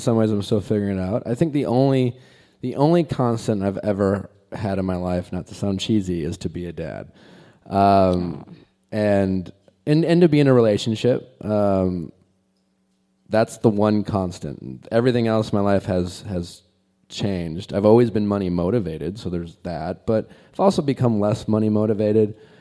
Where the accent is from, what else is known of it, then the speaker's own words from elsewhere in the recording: Milwaukee, Wisconsin, United States; moved away as an adult; I grew up in Milwaukee and lived in Milwaukee most, in all through my twenties